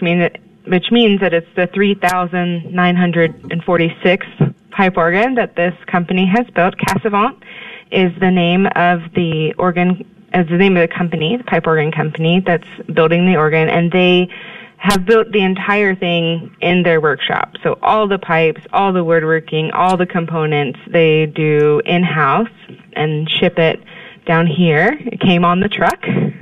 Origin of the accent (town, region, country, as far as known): Houston, Texas, United States; born or raised there; moved away as an adult; also born or lived in Indiana / Kansas